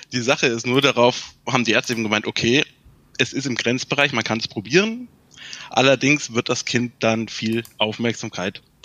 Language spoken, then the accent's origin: German; Thuringia, Germany; ich komme aus Thüringen, also aus dem Osten